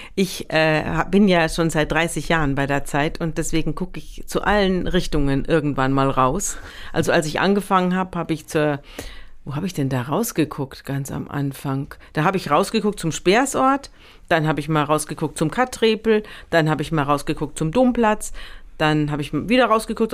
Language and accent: German; Munich, Bavaria, Germany; moved away as an adult; now in Hamburg, Germany; Ich komme ja aus München